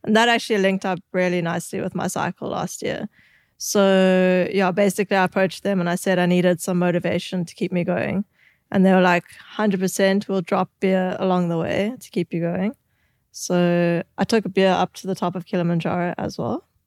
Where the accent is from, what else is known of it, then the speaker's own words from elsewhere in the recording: South Africa; growing up in South Africa